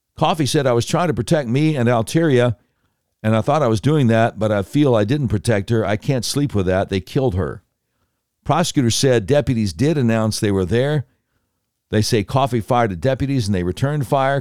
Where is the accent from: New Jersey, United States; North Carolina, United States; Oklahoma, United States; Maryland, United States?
North Carolina, United States; Charlotte; I grew up in Charlotte.